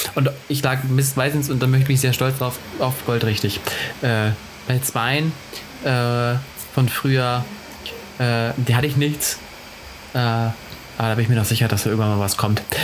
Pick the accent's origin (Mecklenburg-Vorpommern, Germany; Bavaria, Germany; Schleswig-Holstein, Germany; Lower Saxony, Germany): Lower Saxony, Germany; Cuxhaven; moved away; ich komme ja aus, ursprünglich aus Cuxhaven, ist auch eine Kleinstadt